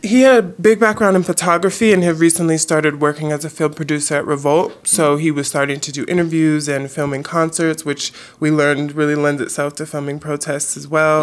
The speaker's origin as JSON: {"language": "English", "town": "Los Angeles", "region": "California", "country": "United States", "tie": "born or raised there", "said": "Growing up in South Central L A, you know, my mom pushed me in education"}